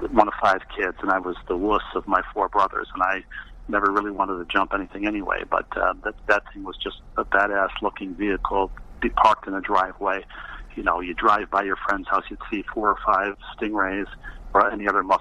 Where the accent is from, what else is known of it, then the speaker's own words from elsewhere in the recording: Elmhurst, Illinois, United States; born there; I was born in Elmhurst, Illinois, just outside of Chicago.